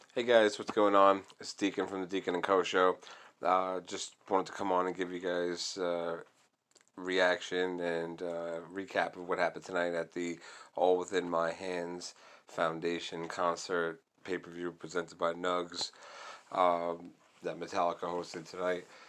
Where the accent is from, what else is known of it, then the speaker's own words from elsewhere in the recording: New York, United States; I'm from New York